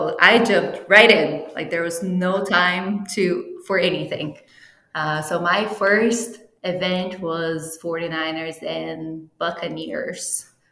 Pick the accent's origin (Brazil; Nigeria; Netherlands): Brazil; first language Portuguese; English is a second language; moved away as an adult; also born or lived in Italy (ancestry); now in United States; I am actually from Brazil, and I moved here for my master's degree